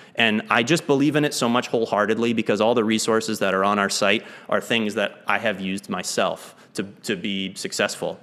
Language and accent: English; Lake Jackson, Texas, United States; moved away as an adult; also born or lived in Maine / Kuala Lumpur, Malaysia; I grew up in Lake Jackson, Texas, about an hour south of Houston. Uh, I moved there when I was six. I was originally born in Maine